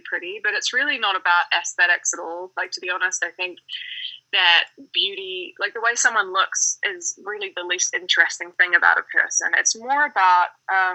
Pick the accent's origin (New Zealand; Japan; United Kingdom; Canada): New Zealand; moved away as an adult; now in Denver, United States; growing up in New Zealand, I mean, I grew up in quite a small town, so like kind of on a farm